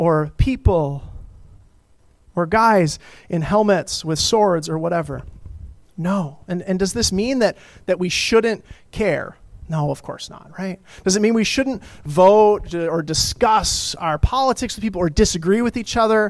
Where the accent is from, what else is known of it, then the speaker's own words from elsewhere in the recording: Colorado, United States; I grew up in Colorado